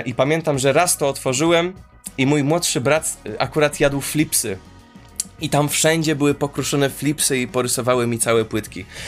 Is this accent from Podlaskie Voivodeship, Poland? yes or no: no; Warsaw, Masovian Voivodeship, Poland; jako jedyny z grupy urodziłem się, jestem z Molochu, e, zwanego Warszawą